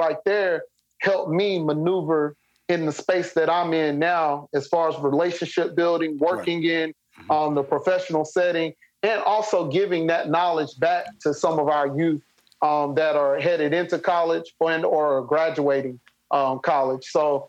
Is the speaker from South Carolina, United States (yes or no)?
yes; Spartanburg, South Carolina, United States; So at USC Upstate, which is an extension of USC, but it's here in my hometown in Spartanburg.